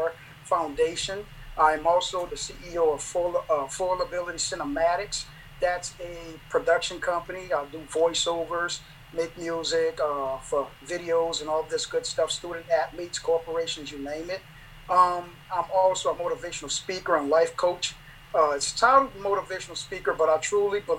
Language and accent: English; New Orleans, Louisiana, United States; now in Fresno, Texas, United States; I'm originally from New Orleans.